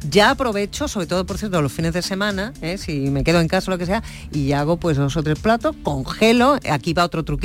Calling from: Seville, Andalusia, Spain; Buenos días equipo … de Sevilla.

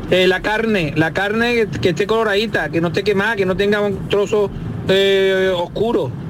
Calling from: Malaga, Andalusia, Spain; de Málaga, es la, es la primera vez que, intervengo.

